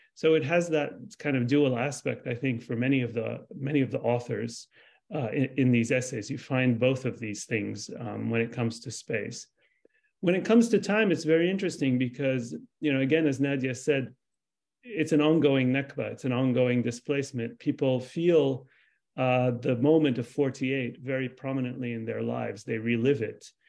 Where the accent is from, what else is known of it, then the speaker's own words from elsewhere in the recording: Lebanon; I'm Palestinian. I was born in Lebanon. I'm a second generation refugee